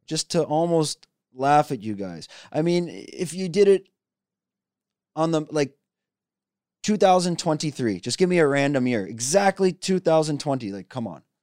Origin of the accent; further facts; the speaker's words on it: Canada; I have business in China, and I'm from Canada